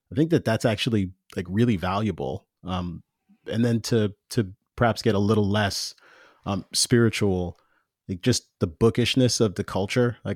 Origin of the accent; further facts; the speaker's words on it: Jamaica; I'm I'm both Jamaican and and former evangelical.